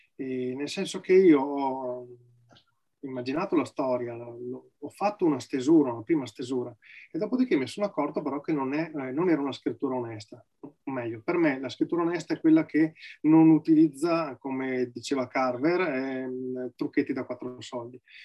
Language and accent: Italian; Valpolicella, province of Verona, Veneto, Italy; vivo nella provincia di Verona, eh, nella quale sono nato, in Valpolicella